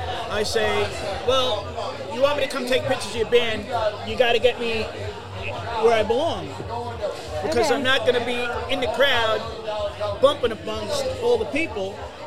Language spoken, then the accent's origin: English; New York City, New York, United States; moved away as an adult; also born or lived in Long Island, New York; now in Florida, United States; I'm born and raised in the Bronx, and then I was raised in Queens, New York, Rosedale.